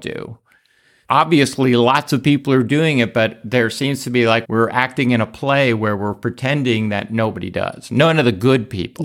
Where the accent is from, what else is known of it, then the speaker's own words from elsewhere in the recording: New York, United States; I was born in New York